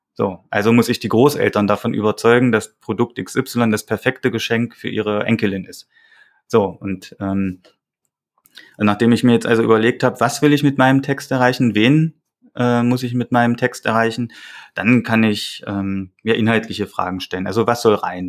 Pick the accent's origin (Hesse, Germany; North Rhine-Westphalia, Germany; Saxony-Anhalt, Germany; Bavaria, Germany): Saxony-Anhalt, Germany; now in Thuringia, Germany; Ich komme eigentlich aus Sachsen-Anhalt